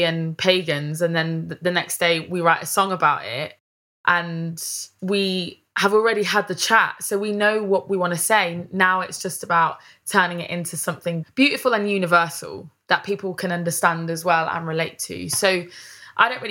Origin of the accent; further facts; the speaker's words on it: Leicester, East Midlands, United Kingdom; moved away as an adult; also born or lived in Charnwood, Leicestershire; now in London, United Kingdom; because I'm from Leicester, I say things in a different way. And the way that me and my mates talk to each other, like we all speak a little bit differently to how people talk down here in London